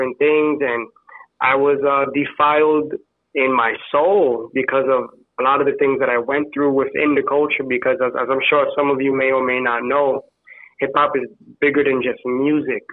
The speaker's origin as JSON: {"language": "English", "town": "New York City", "region": "New York", "country": "United States", "moved": "yes", "lives_now": "Indiana, United States", "said": "I'm originally from the South Bronx, from New York City, but right now I'm in the Indiana area"}